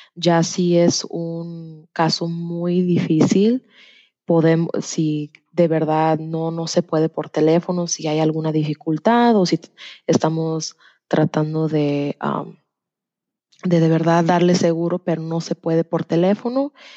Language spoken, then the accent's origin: Spanish; Tennessee, United States; also born or lived in Degollado, Jalisco, Mexico / Knoxville, Tennessee / Orlando, Florida; Me vine a los dos años a los Estados Unidos y desde que estoy chica he vivido en Tennessee